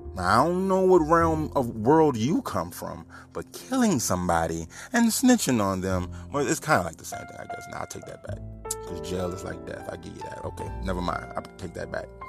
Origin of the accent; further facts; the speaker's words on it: New Orleans, Louisiana, United States; moved away as an adult; now in Homer, United States; I'm from New Orleans